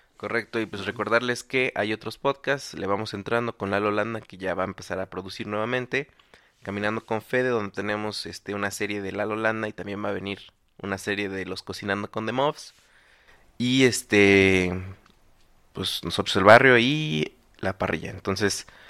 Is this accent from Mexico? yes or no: yes; Mexico; nuestro acento, nuestras costumbres